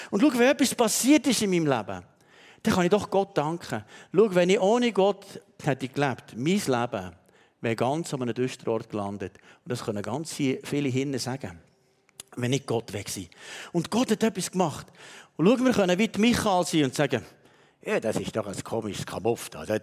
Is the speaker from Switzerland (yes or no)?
yes; Switzerland; Und weißt, du, manchmal sind wir Schweizer so, denken wir, ja, das, das hat er noch so nebenbei gemacht.